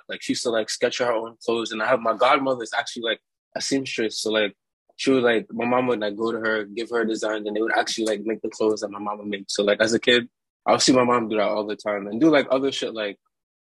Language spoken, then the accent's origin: English; New York City, New York, United States; I'm from Brooklyn, New York, born and raised, specifically Canarsie, Brooklyn